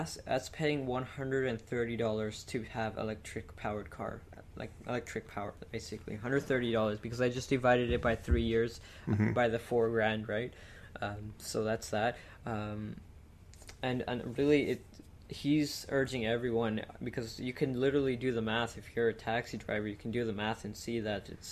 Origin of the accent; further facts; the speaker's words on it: Quebec, Canada; they're in Quebec, my hometown